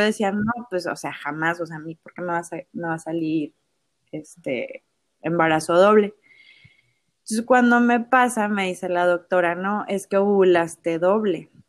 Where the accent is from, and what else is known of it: Ciudad Mante, Tamaulipas, Mexico; born or raised there